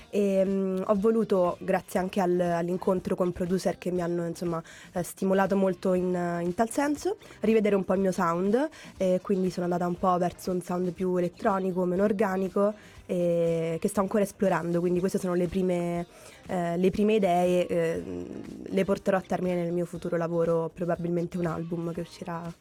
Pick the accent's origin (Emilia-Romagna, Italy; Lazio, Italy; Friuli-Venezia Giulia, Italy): Lazio, Italy; Rome; vengo da Roma, dove comunque i mezzi pubblici non è che li possiamo usare tantissimo perché ce ne sono pochi